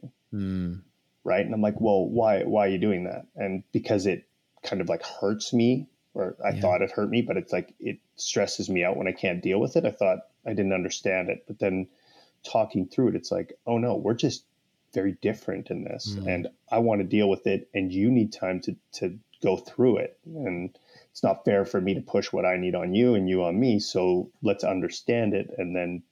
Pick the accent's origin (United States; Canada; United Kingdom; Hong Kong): Canada; I'm Canadian